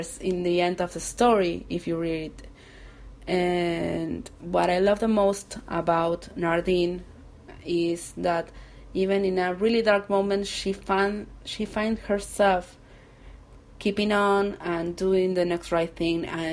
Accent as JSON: {"language": "English", "country": "Argentina", "second_language": "English", "said": "I'm from Argentina"}